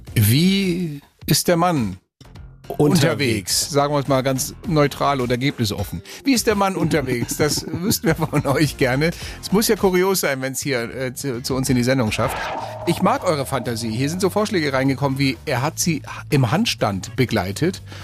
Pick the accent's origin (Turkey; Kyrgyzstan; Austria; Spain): Spain; now in Germany; mein Heimatland, Spanien